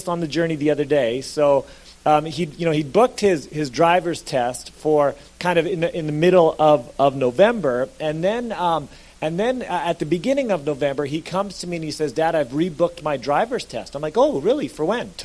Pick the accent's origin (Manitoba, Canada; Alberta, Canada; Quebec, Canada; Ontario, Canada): Alberta, Canada; moved away as an adult; now in British Columbia, Canada; I was from Alberta